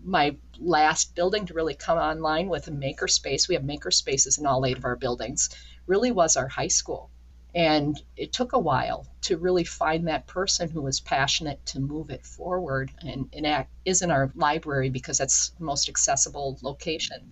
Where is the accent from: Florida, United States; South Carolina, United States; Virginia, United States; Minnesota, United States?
Minnesota, United States; Minneapolis; moved away as an adult; also born or lived in Wisconsin / Red Wing, Minnesota / southern New Hampshire; now in northern New York, United States; growing up in the Minneapolis St. Paul region myself